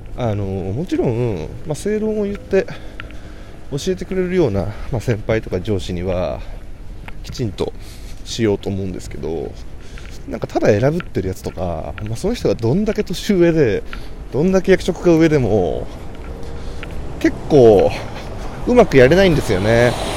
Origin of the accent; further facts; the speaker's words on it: Kanagawa, Japan; 僕は神奈川県出身